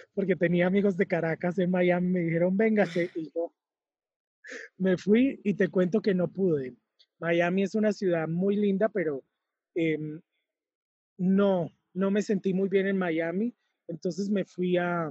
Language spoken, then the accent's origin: Spanish; Cúcuta, Norte de Santander, Colombia; moved away; yo nací en Cúcuta, Cúcuta es una ciudad con frontera con Venezuela